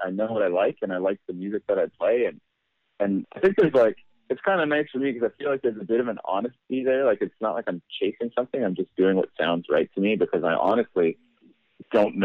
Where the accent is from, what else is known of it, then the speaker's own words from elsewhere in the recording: Alberta, Canada; I grew up in Alberta